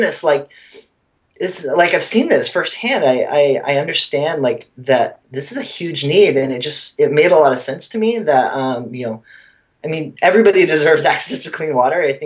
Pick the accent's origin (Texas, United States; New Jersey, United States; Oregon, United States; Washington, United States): Washington, United States; Oakville; now in New York City, United States; I grew up in a really, really small town called Oakville. It's about halfway between Seattle and Portland